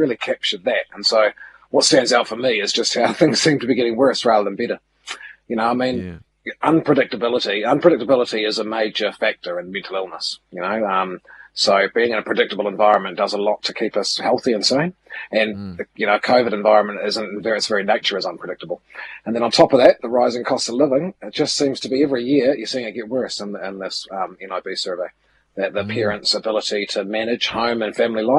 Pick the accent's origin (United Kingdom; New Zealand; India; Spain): New Zealand; Milton, Otago; now in Auckland, New Zealand; I shifted away from Milton, my hometown. My brothers and sisters still live there. It was five generations of my ancestors lived there